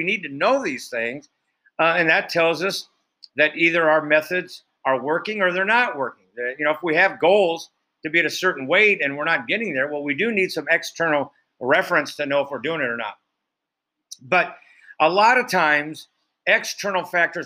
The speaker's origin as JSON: {"language": "English", "region": "Iowa", "country": "United States", "tie": "born or raised there", "said": "I grew up in Iowa"}